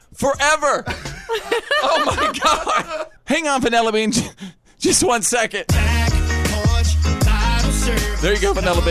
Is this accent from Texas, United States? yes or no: yes; Bowie, Texas, United States; Well, actually, in my hometown of Bowie, Texas, I mean, that stuff's probably fine at the Walmart.